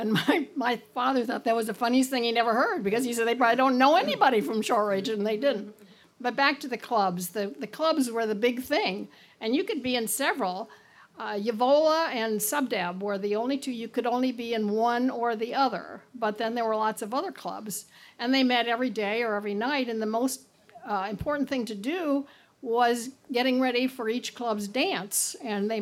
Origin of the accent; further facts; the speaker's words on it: Indianapolis, Indiana, United States; I grew up at 56 in Illinois, or 56 in Delaware, which was kind of halfway between, and you could go to either one